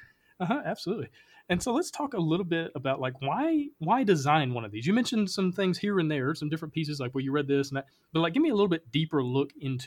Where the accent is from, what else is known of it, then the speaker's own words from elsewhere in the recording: the South, United States; I know growing up in the South, we have so many superstitions around sports